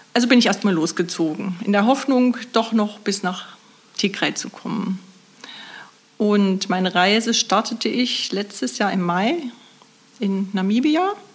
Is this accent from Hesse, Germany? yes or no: no; Nordhausen, Thuringia, Germany; ich komme aus Nordhausen und arbeite seit nunmehr 16 Jahren als Buchhalterin im Caritas Altenpflegezentrum in Nordhausen